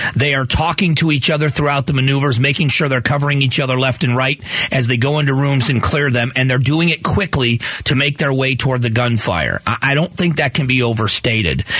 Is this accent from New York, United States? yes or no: no; South Florida, United States; I grew up in South Florida